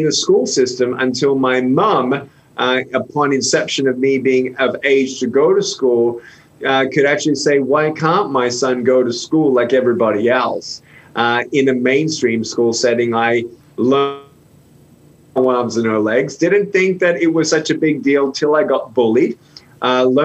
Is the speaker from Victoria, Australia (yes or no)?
yes; Melbourne, Victoria, Australia; I was born without limbs in Melbourne, Australia in 1982 in a Christian home